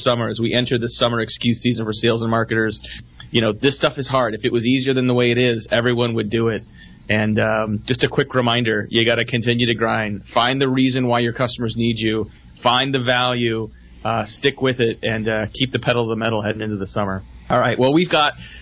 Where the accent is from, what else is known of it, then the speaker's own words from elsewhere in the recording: Bay Area, California, United States; I grew up in the Bay Area